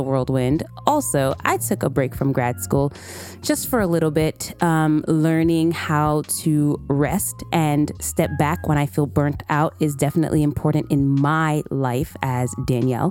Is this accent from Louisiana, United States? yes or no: no; New York City, New York, United States; also born or lived in Massachusetts; born and raised in Brooklyn, New York